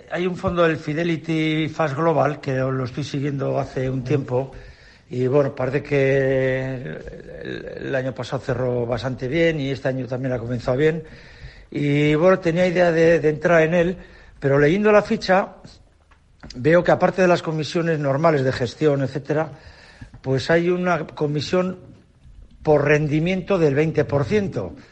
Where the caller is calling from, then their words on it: Málaga, Andalusia, Spain; de Málaga